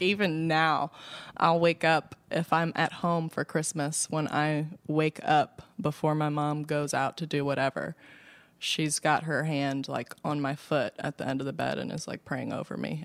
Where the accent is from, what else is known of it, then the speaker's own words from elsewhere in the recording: Baltimore, Maryland, United States; West Baltimore, born and raised on the playground